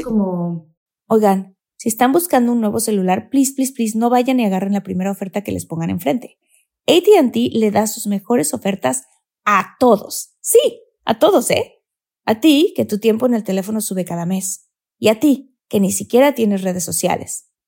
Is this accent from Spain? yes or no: no; Tabasco, Mexico; yo soy de Tabasco, entonces obviamente allá no hay nada de nieve